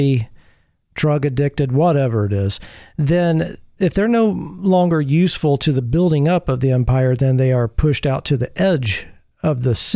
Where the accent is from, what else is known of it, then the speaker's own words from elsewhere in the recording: Midwest, United States; moved away; Growing up in the Midwest